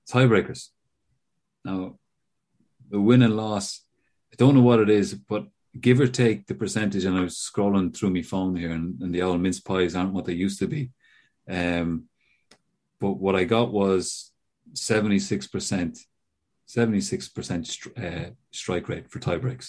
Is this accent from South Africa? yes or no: no; Ireland; as an Irishman